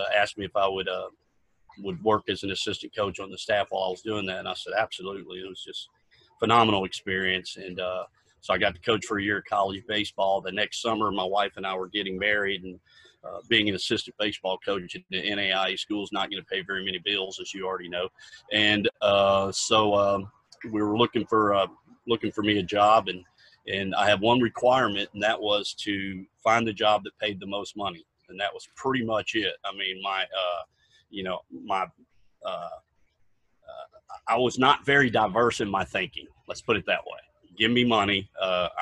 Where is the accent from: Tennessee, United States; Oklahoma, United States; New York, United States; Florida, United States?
Florida, United States; Apopka; also born or lived in Orlando; I was born in Orlando. I'm one of the few original Floridians here back when Orlando was a certified country place, very diverse now, but grew up most of my life in a suburb of Orlando, being a Apopka